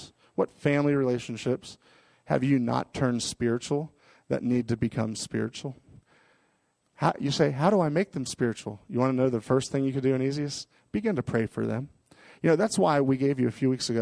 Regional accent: Miami, Florida, United States; moved away; where I grew up in Miami, Florida

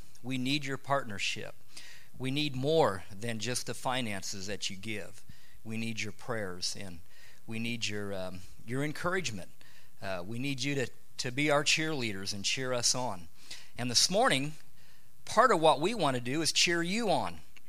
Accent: near Kokomo, Indiana, United States; moved away as an adult; now in Thailand; Kathy and I are from Indiana. I grew up in Richeville near Kokomo, and Kathy grew up in Kokomo. And so we're Hoosiers.

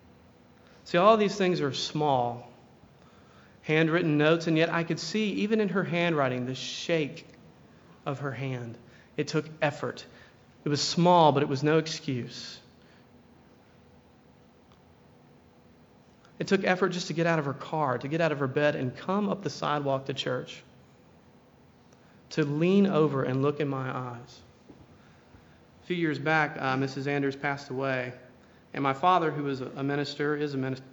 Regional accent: Tuscaloosa, Alabama, United States; I grew up in Alabama as well, in Tuscaloosa

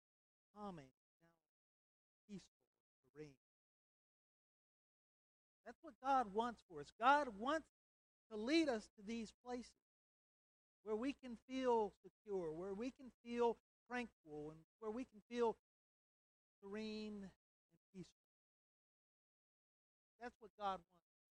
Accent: United States; our laws that we live under as American citizens

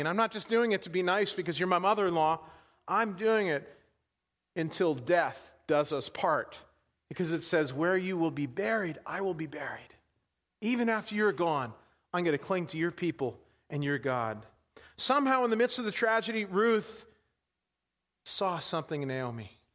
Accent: New York, United States; now in Pittsburgh, United States; I grew up in New York.

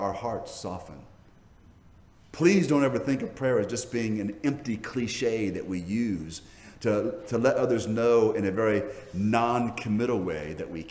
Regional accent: Hawaii, United States; the Asian cultures I was raised in Hawaii

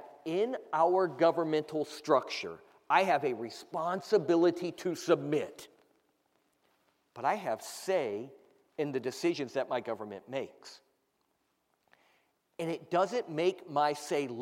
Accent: United States; my rights as an American

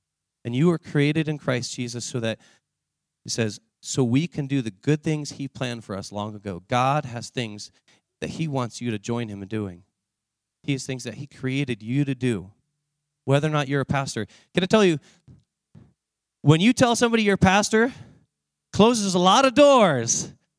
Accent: Seattle, Washington, United States; also born or lived in Omaha; Let's go to Seattle. I was raised in Seattle for a period of my life, and I love the area.

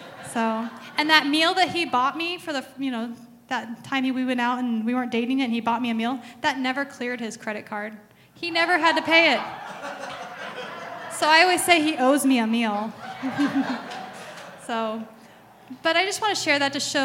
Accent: Arizona, United States; I grew up in Arizona, and that's all my dad listened

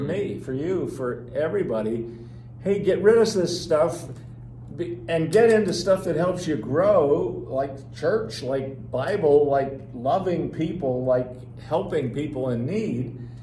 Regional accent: New Jersey, United States; I'm from New Jersey

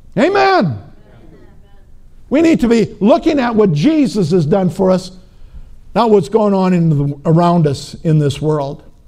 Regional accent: Minnesota, United States; I'm from Minnesota

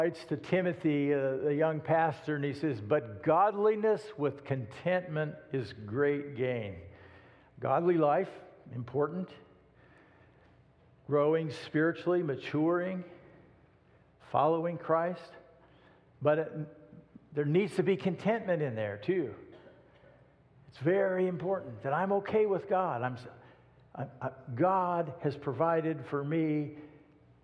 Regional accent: United States; I was born in the United States of America.

